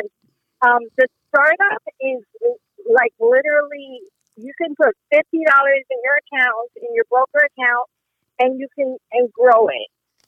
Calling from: Atlanta, Georgia, United States; Atlanta, Georgia.

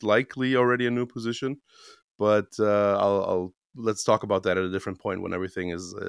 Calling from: Romania; English is a second language; Yeah, I'm in the living room of my mother's house, which is, actually our house in Romania.

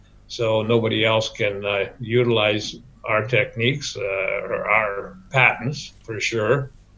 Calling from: Surrey, British Columbia, Canada; Joining you from Surrey, British Columbia, from our office.

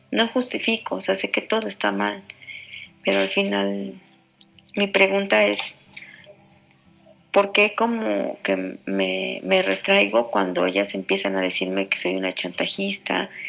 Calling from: Mexico; Hola Julio … de México.

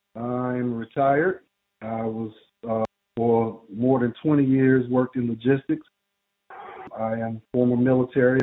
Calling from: Greensboro, North Carolina, United States; I'm calling from Greensboro, North Carolina

